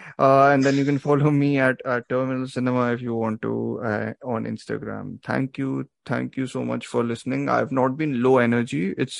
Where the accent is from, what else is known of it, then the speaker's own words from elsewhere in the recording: Delhi, India; I'm from Delhi.